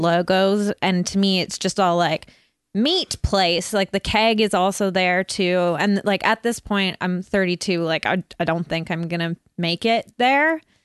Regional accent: Burnaby, British Columbia, Canada; growing up in North Burnaby

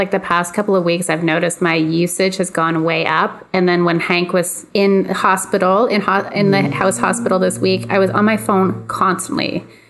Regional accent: Canada; we're all Canadian.

